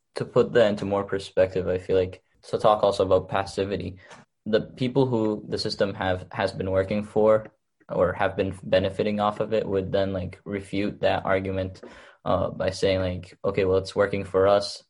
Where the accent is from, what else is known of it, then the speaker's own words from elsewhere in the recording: Egypt; now in Chelmsford, United States; I was born in Egypt